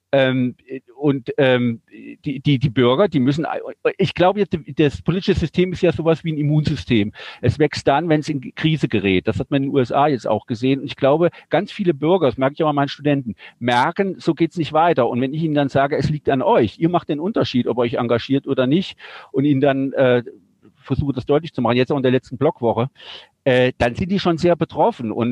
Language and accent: German; Germany; born there; Ich bin nicht in der Schweiz geboren, bin in Deutschland geboren, aber Auslandsschweizer.